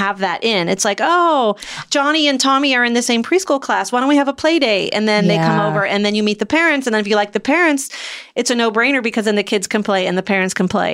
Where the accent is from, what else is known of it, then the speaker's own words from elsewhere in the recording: Midwest, United States; I'm from the Midwest